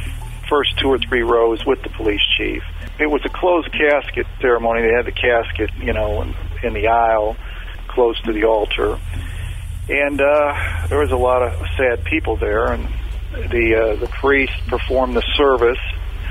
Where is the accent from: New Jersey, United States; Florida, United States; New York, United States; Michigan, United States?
Florida, United States; Daytona Beach; And I went up to a woman, and I told her that who I was, and I was from Daytona Beach.